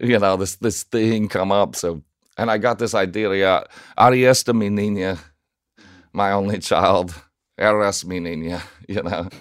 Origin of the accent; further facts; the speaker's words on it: Nashville, Tennessee, United States; moved away; I grew up in South Nashville